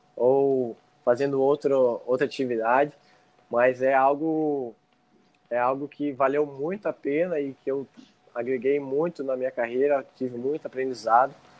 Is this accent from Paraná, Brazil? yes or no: yes; Serranópolis do Iguaçu, Paraná, Brazil; now in Medianeira, Brazil; Eu nasci em Serranópolis do Iguaçu, mas hoje eu moro em Medianeiras, moro junto com a minha mãe